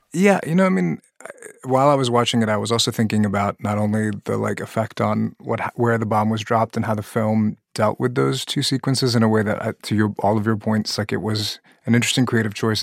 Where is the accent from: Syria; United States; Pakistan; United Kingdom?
Pakistan; moved away; I'm originally from Pakistan, a country that joined the nuclear arms race